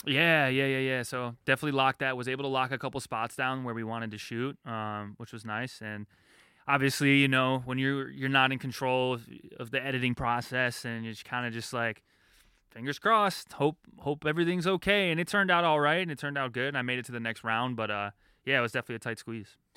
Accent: Detroit, Michigan, United States; also born or lived in Chicago; They flew me home to Detroit

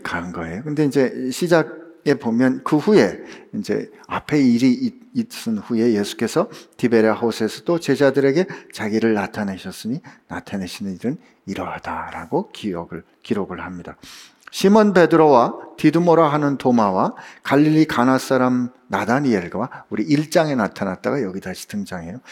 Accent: South Korea; 제가 한국에서 왔다 그랬더니

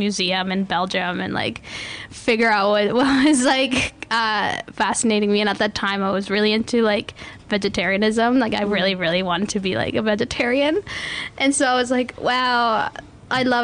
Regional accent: Canada

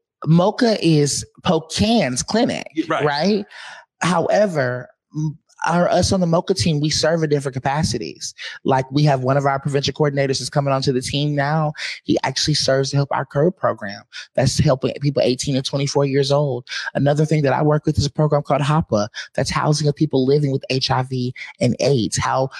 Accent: the South, United States; I was raised in the South where Black excellence is taught, it's instilled.

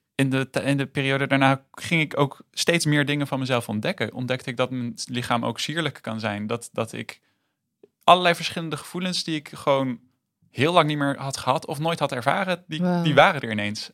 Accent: Rotterdam, South Holland, Netherlands; now in Arnhem, Netherlands; Ik ben in Rotterdam geboren en ik woon nu in Arnhem.

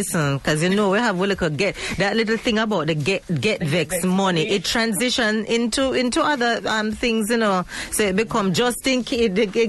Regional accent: Jamaica; But I know for a Jamaican woman

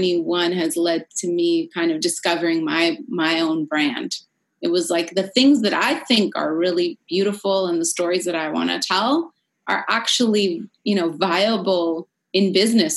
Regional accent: San Francisco, California, United States; moved away; From my hometown in San Francisco

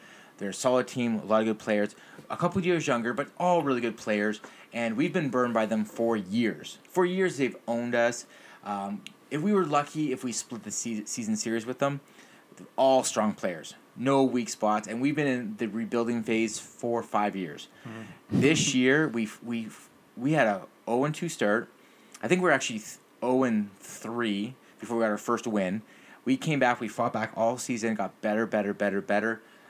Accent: Mississauga, Ontario, Canada; we're from Mississauga.

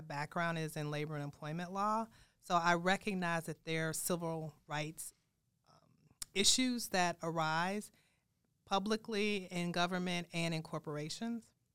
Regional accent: Chicago, Illinois, United States; also born or lived in Saint Louis / Durham, North Carolina / Washington, D.C.; now in Des Moines, United States; I'm from Chicago

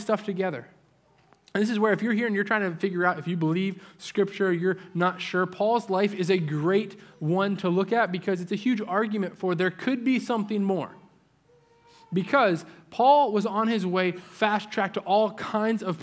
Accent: New England, United States; moved away; my part of the country where I grew up in New England

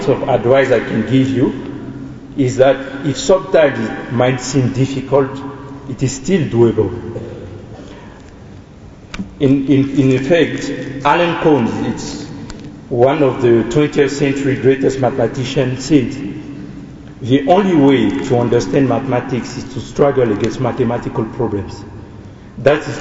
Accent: Côte d’Ivoire; English is a second language; moved away as an adult; also born or lived in Montpellier, France; now in Johannesburg, South Africa; I'm also an international student, and I'm from the Ivory Coast.

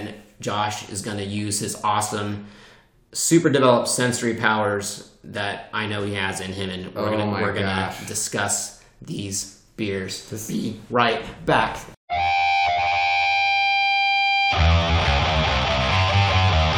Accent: United States; I'm an American.

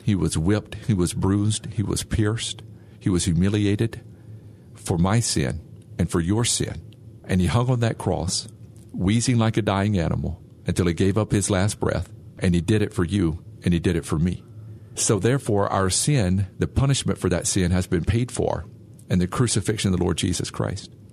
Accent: Bastrop, Louisiana, United States; moved away; I'm from Bastrop, Louisiana close to Monroe.

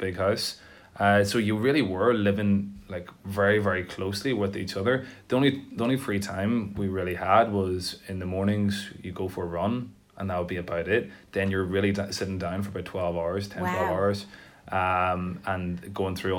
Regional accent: Tyrone, Northern Ireland, United Kingdom; also born or lived in Belfast; now in Dublin, Ireland; I'm from Tyrone, but I moved from Belfast. I think it's important to say that I'm from Tyrone

